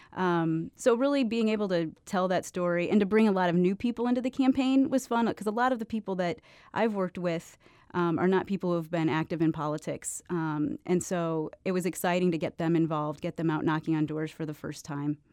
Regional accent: Illinois, United States; now in St. Louis, United States; Alderwoman Tyus and I are both from Illinois, too, originally

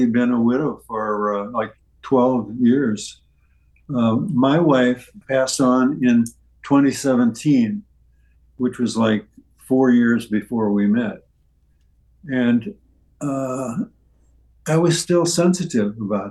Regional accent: St. Charles, Missouri, United States; moved away; my birthplace and where I grew up was St. Charles, Missouri, which is across the river

